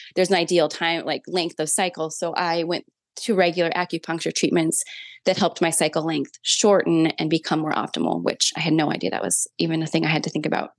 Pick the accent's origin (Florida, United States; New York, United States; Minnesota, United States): Minnesota, United States; now in South Carolina, United States; I'm from Minnesota originally, but I currently live in South Carolina